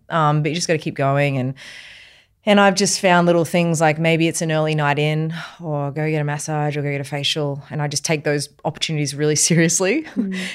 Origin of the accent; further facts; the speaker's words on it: Queensland, Australia; I was brought up in Queensland